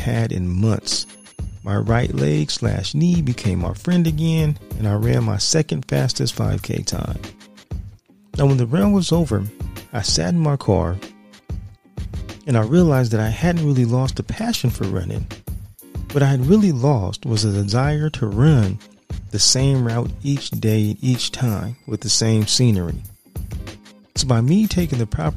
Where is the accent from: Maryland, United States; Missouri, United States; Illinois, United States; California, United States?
California, United States; San Diego; my hometown of San Diego